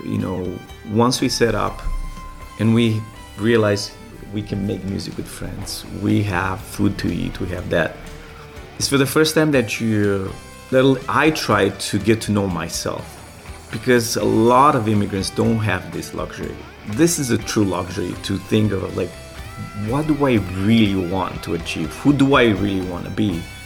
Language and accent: English; Romania; English is a second language; moved away as an adult; now in United States; I moved here in 2001 from Romania